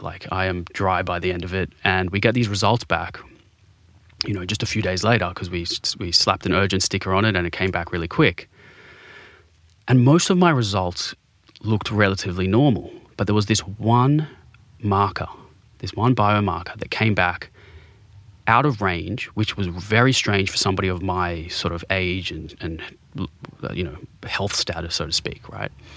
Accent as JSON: {"language": "English", "town": "Sydney", "region": "New South Wales", "country": "Australia", "tie": "born or raised there", "said": "I grew up in Bondi"}